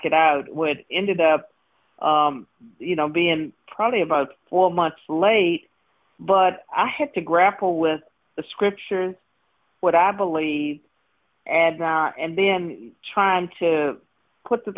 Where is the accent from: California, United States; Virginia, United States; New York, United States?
Virginia, United States; I was born and raised in Virginia